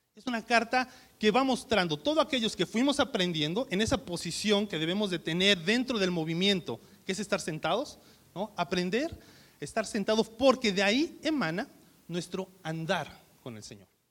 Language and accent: Spanish; Mexico; somos mexicanos